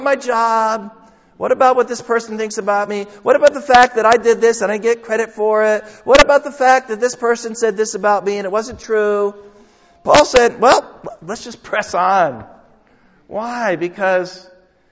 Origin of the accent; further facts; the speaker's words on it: United States; my passport says I'm an American